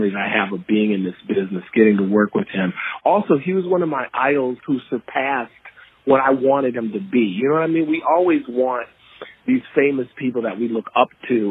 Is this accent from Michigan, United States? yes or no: yes; Detroit, Michigan, United States; when I was a kid growing up in Detroit